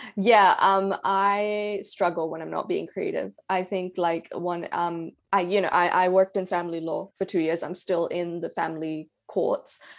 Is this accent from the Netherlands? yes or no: no; Karachi, Sindh, Pakistan; now in New Zealand; I'm from Pakistan, I'm from Karachi